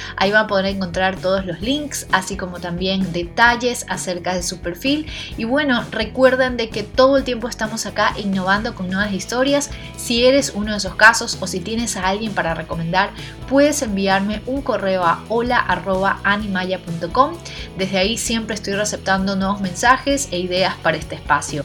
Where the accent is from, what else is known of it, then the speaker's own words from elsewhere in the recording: Ecuador; estuve así también 3, 4 años dictando clases de danza en mi país, en Ecuador